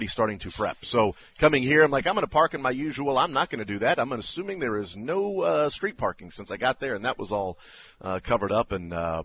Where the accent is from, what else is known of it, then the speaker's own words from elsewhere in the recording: Midwest, United States; I grew up in the Midwest